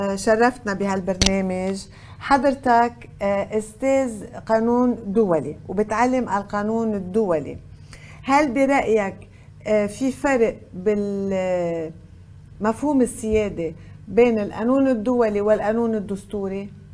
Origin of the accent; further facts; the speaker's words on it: Lebanon; عندنا بلبنان